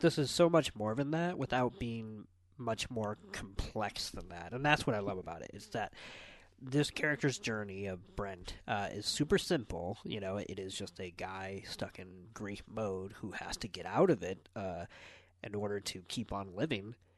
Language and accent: English; United States; as American